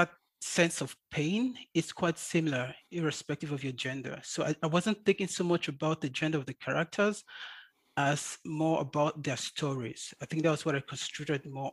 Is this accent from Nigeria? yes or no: yes; Nigeria; first language English; moved away as an adult; now in Munich, Germany; I'm a Nigerian born and bred